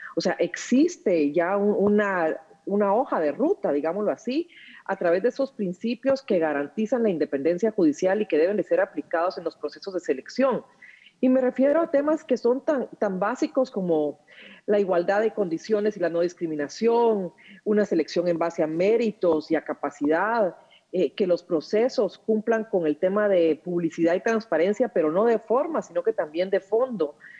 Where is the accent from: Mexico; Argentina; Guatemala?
Guatemala; somos los guatemaltecos